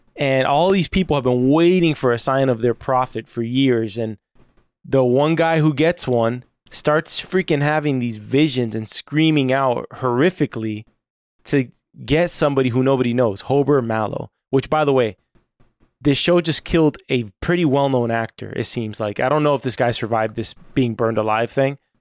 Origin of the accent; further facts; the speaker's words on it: United States; as an American